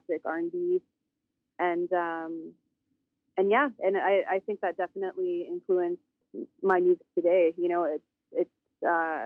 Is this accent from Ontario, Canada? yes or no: no; Northern Alberta, Canada; I'm originally from Northern Alberta, Treaty 8 territory, from the Tall Cree tribe, Tall Cree Nation, and I'm also Métis. I grew up on the Métis settlement as well